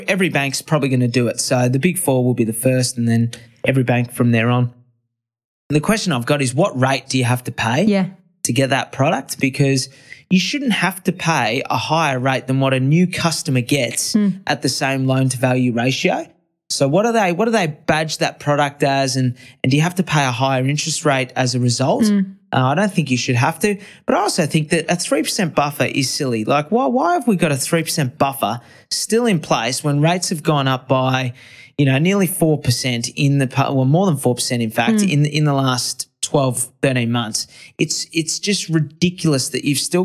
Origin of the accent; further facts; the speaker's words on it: Brisbane, Queensland, Australia; in my hometown, Brisbane